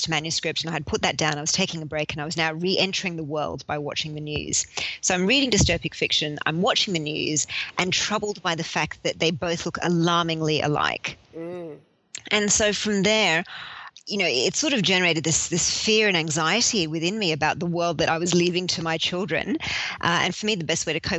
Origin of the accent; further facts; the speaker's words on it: Sydney, New South Wales, Australia; moved away as an adult; also born or lived in London; When I moved back from London to Sydney